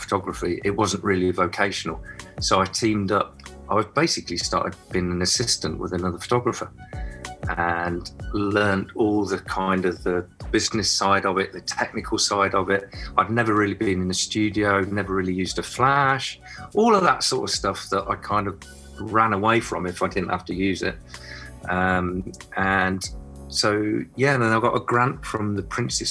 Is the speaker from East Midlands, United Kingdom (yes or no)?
yes; Nottingham, East Midlands, United Kingdom; now in Cornwall, United Kingdom; growing up in Nottingham, and then Sherwood Forest was my playground